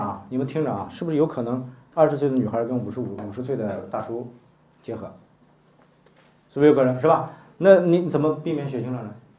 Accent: China; 这话我们中国人能接受的

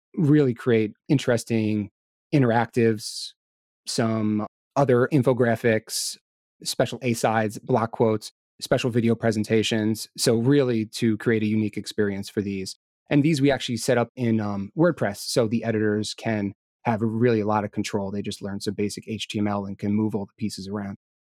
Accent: New York, United States; I was born and raised here in New York. I live out in Long Island with my wife

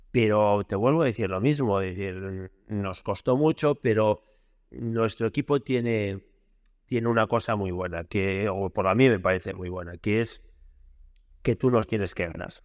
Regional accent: Lugo, Galicia, Spain; yo soy de Lugo

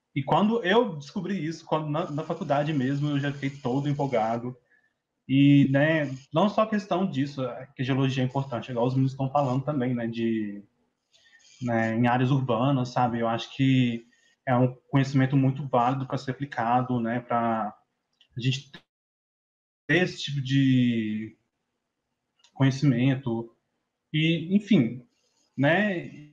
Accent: Patos de Minas, Minas Gerais, Brazil; eu sou do, de Patos de Minas

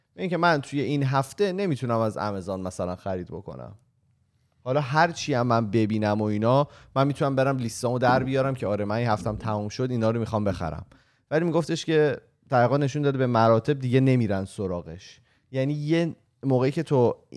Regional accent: Iran; moved away as an adult; also born or lived in Australia; ما به عنوان یک ایرانی

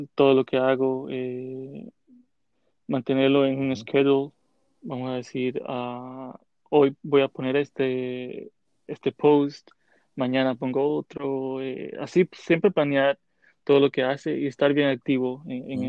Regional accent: Santiago de los Caballeros, Santiago, Dominican Republic; moved away as an adult; now in New York, United States; Nací en la República Dominicana, en Santiago, la República

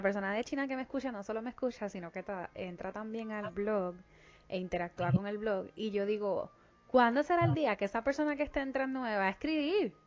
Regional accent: Puerto Rico; moved away; nosotros los puertorriqueños, aunque seamos ciudadanos americanos, somos extranjeros

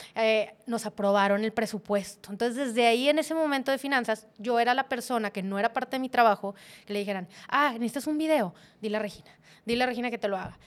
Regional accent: Monterrey, Nuevo León, Mexico; moved away as an adult; also born or lived in Saltillo; como típica regia

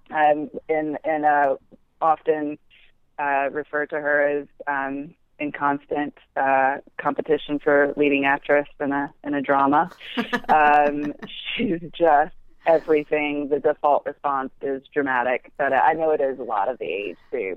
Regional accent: Alabama, United States; moved away as an adult; now in New York, United States; I grew up in Alabama, yeah. um, but now live in New York

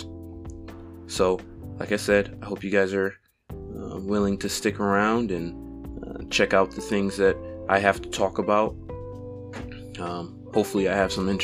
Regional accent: Toledo, Ohio, United States; I was born and raised in Toledo, Ohio

